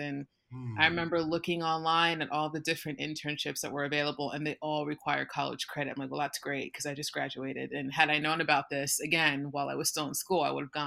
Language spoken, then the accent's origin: English; New Jersey, United States; I'm from South Jersey